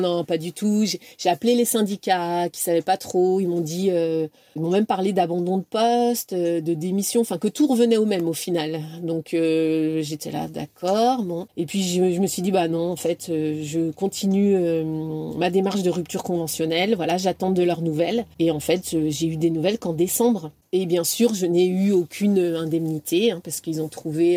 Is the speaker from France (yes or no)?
yes; Brittany, France; moved away as an adult; also born or lived in Amiens / Paris / Qatar / United States; je suis bretonne